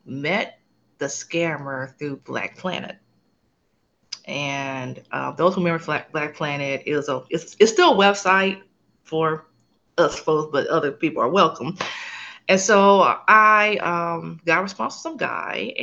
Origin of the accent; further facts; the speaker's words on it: Los Angeles, California, United States; moved away as an adult; now in San Antonio, United States; I am originally from Los Angeles, California. Currently live in Texas.